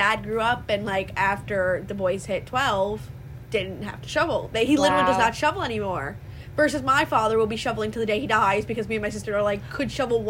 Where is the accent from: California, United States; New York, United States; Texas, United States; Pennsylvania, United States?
New York, United States; Long Island; We're from Long Island.